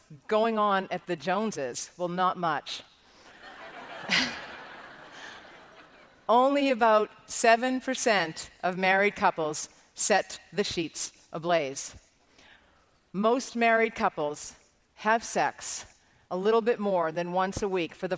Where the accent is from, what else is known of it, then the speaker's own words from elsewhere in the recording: Ireland; as an Irish Catholic girl